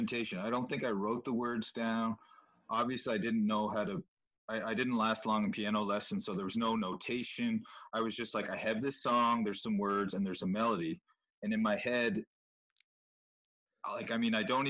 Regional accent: Charlottetown, Prince Edward Island, Canada; I was in Charlottetown, and I went to West Kent School

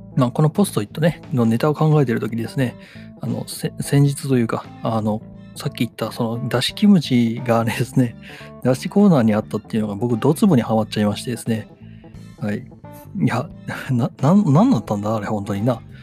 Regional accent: Wakayama, Japan; moved away; 地元の和歌山の方ではね

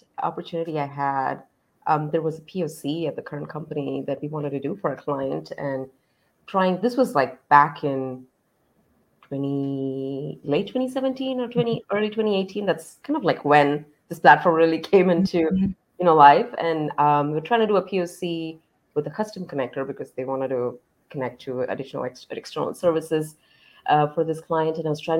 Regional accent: Dallas, Texas, United States; I am from Dallas, Texas

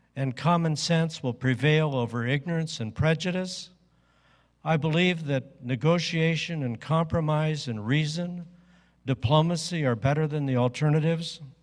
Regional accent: Midwest, United States; I grew up in the Midwest

